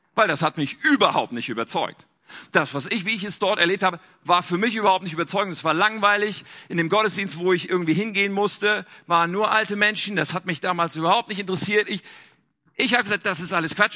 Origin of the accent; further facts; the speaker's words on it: Germany; also born or lived in North Rhine-Westphalia; wir in Deutschland